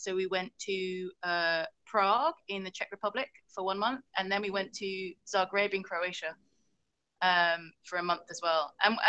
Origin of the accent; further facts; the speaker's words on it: England, United Kingdom; born there; so I was born in England, but my family's originally from Hong Kong. So it's familiar to us, you know, we love the food. I can speak Cantonese.